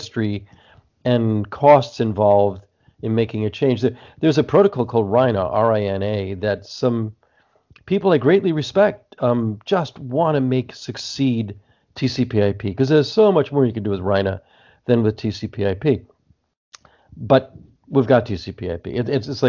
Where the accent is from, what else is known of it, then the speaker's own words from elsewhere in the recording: New Jersey, United States; now in California, United States; I'm talking to you from California right now, but when I grew up in New Jersey